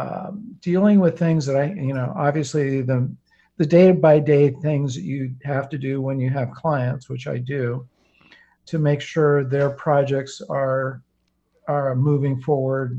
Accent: Silicon Valley, California, United States; I grew up in Silicon Valley long before it was called Silicon Valley.

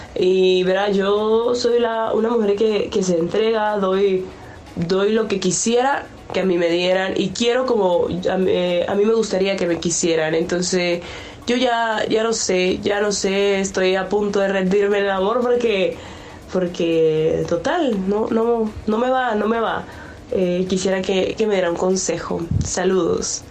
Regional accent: Venezuela; now in Chicago, United States; Le hablo desde Chicago soy una mujer venezolana

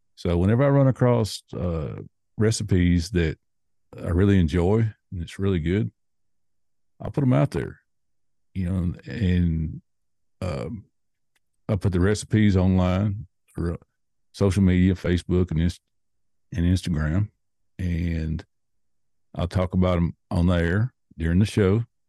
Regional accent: Nashville, Tennessee, United States; I was born and raised in Nashville, Tennessee

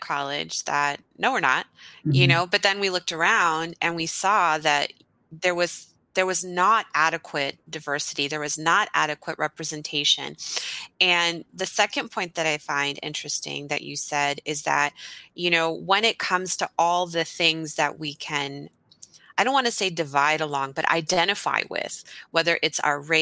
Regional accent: Texas, United States; I grew up in Texas

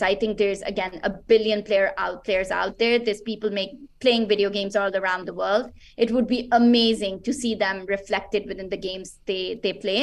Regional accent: Pakistan; I'm originally from Pakistan

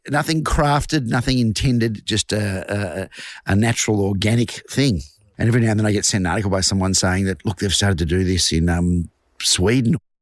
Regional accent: Glenroy, Victoria, Australia; I am a singer from Glenroy.

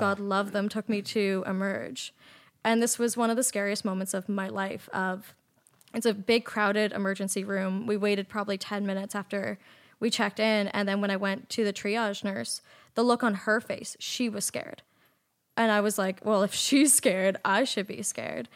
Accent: Nova Scotia, Canada; moved away as an adult; also born or lived in Toronto; I'm from Nova Scotia and I was living in Toronto at the time

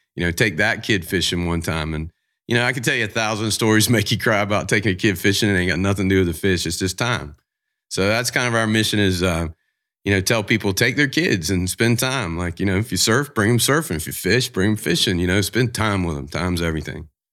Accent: Jacksonville, Florida, United States; I'm from Jacksonville

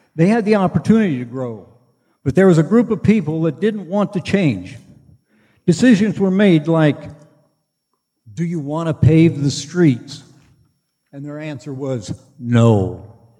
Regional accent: North Dakota, United States; now in Henry County, Indiana, United States; I was at my hometown, a little town in North Dakota

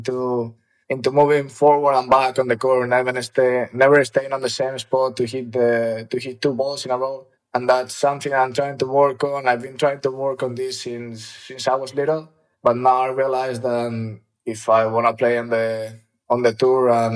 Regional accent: Ávila, Castile and León, Spain; also born or lived in Madrid; I was born in Madrid. And when I was 1 year old, I think my parents moved to Avila.

